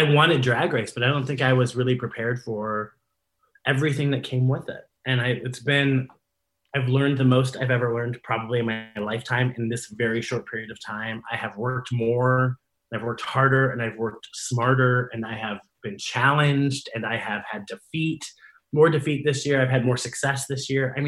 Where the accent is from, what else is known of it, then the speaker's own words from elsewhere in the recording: Columbus, Ohio, United States; booked myself at my hometown bar